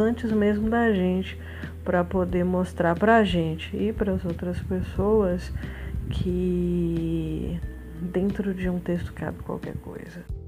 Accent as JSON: {"language": "Portuguese", "town": "Taiúva", "region": "São Paulo", "country": "Brazil", "tie": "born or raised there", "also_born_or_lived": "Assis, São Paulo", "moved": "as an adult", "said": "a cidade que eu cresci chama Taiúva, fica localizada na microrregião de Ribeirão Preto, né, no interior de São Paulo."}